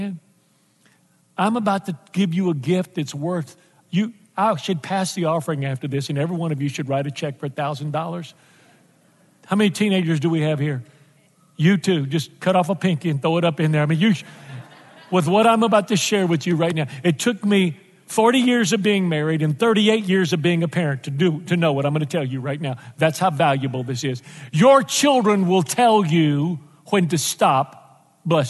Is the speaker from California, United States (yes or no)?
no; Texas, United States; moved away; I'm from Texas, and I left Texas a long time ago